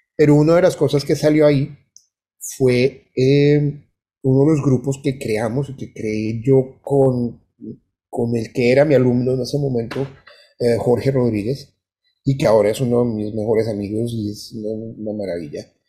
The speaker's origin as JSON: {"language": "Spanish", "country": "Colombia", "also_born_or_lived": "Bogotá", "moved": "as an adult", "lives_now": "Florida, United States"}